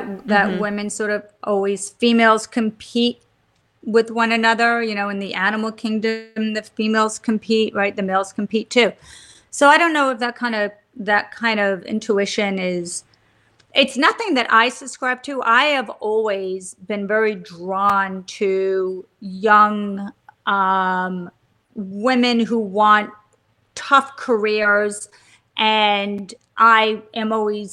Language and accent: English; Stony Brook, New York, United States; now in New York City, United States; I grew up on Long Island in Stony Brook.